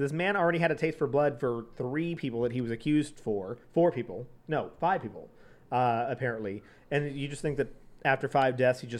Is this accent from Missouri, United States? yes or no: no; Azusa, California, United States; I'm from Azusa